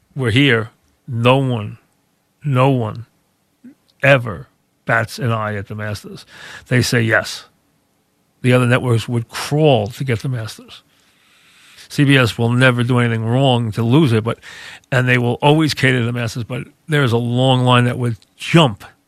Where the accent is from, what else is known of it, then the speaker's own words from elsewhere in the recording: United States; now in North Shore of Long Island, United States; I grew up as a kid very close to the Atlantic Ocean.